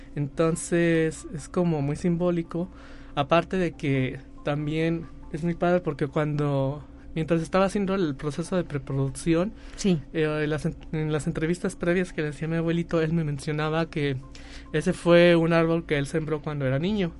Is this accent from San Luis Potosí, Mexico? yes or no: yes; Soledad de Graciano Sánchez, San Luis Potosí, Mexico; Nosotros somos de Soledad